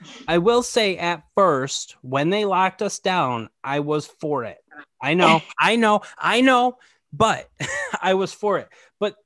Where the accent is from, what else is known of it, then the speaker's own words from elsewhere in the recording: Michigan, United States; we're both from Michigan